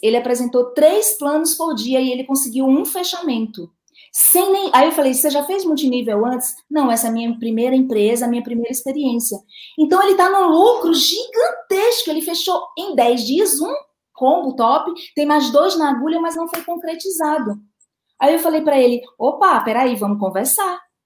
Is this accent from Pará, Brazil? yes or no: no; Recife, Pernambuco, Brazil; aqui na minha terra chama teimar